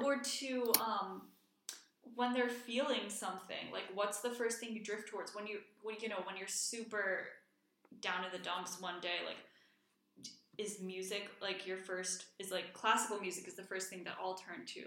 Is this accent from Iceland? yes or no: yes; Reykjavik, Capital Region, Iceland; moved away; also born or lived in Washington, D.C.; I grew up in Iceland. I was born in Reykjavik, born and raised